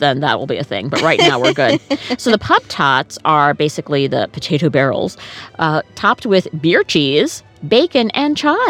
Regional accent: United States; I just feel like I'm an American and I live in America.

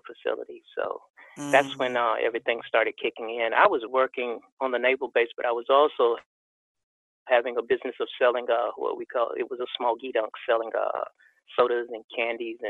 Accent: Raleigh, North Carolina, United States; moved away as an adult; now in Virginia, United States; growing up in Raleigh, North Carolina, back in the 60s

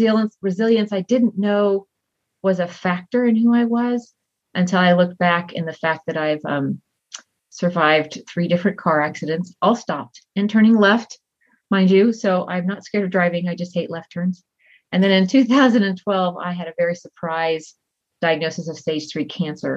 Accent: Texas, United States; moved away as an adult; I grew up in Texas and I married a man that I met on a blind date, and he turned out to be in the military

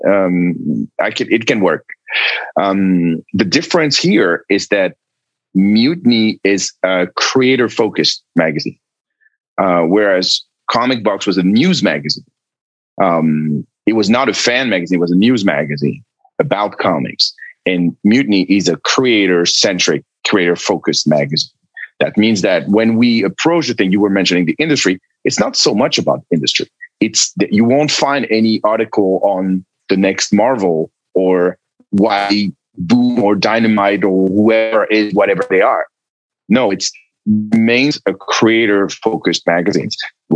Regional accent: France; moved away; It was in France, in my home country

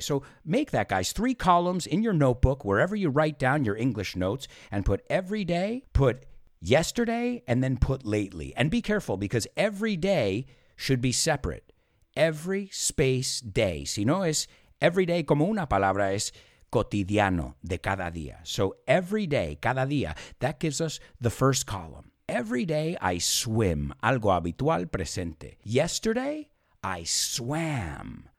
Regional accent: United States; where we say take in the United States

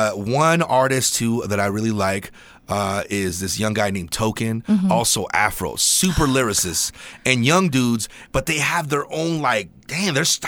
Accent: California, United States; growing up on the West Coast, you know, I'm a California kid. So growing up there, West Coast music was everything to us.

